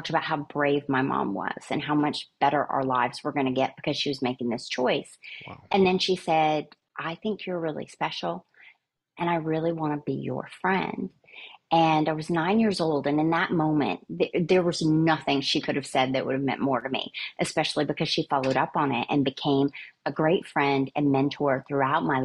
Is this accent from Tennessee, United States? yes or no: yes; Soddy-Daisy, Tennessee, United States; I grew up in a tiny little town in Tennessee that I think earned its map dot maybe over the last 10 to 15 years, called Soddy Daisy